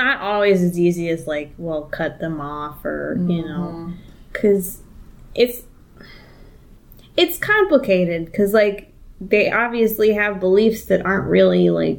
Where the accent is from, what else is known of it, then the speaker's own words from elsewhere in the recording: the South, United States; growing up in the South